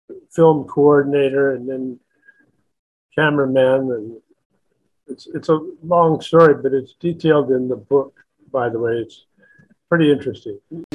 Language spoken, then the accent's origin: English; Los Angeles, California, United States; moved away as an adult; also born or lived in New York; I told him I was from Hollywood, California